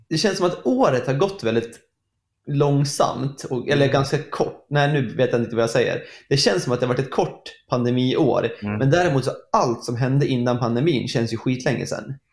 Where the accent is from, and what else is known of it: Sweden